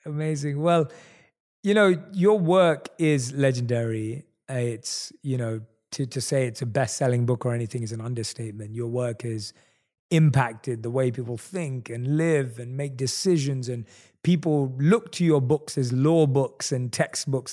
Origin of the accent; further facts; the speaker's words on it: London, United Kingdom; one of few Indian people in my entire area that I grew up in in London.